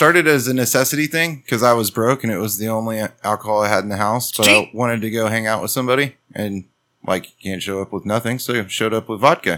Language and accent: English; Texas, United States; because I'm from Texas.